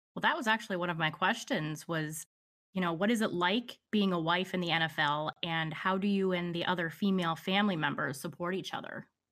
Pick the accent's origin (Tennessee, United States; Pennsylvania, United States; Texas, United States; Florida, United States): Pennsylvania, United States; born or raised there